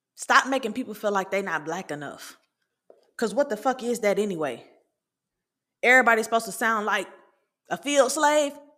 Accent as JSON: {"language": "English", "town": "Atlanta", "region": "Georgia", "country": "United States", "tie": "born or raised there", "said": "I'm from Atlanta. I'm from the city of Atlanta."}